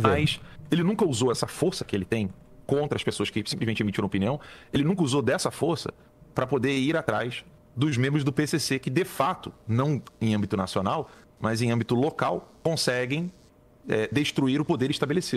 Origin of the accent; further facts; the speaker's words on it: Rio de Janeiro, Brazil; Eu sou carioca também.